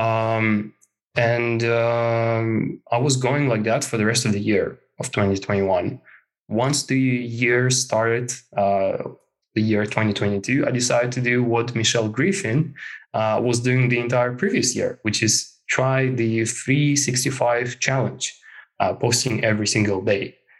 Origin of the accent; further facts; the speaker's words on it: Moscow, Russia; moved away as an adult; now in Helsinki, Finland; I come from Moscow, Russia. Uh, I uh, and I live in Finland, in Helsinki right now